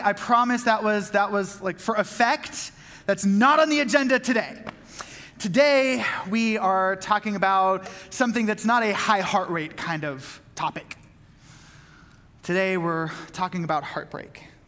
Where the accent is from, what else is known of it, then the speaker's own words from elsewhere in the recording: Southern California, United States; having grown up in Southern California